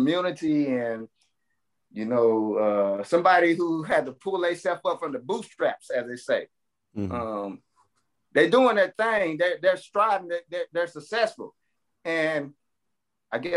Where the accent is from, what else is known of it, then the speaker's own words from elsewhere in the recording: Tulsa, Oklahoma, United States; because that's my hometown. That's where I grew up at.